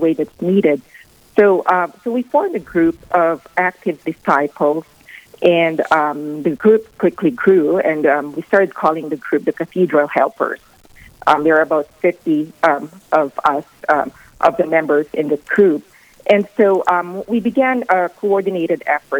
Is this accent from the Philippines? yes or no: yes; Philippines; moved away as an adult; now in Rapid City, United States; I'm originally from the Philippines, and my husband and I have lived in Rapid City for the past 26 years.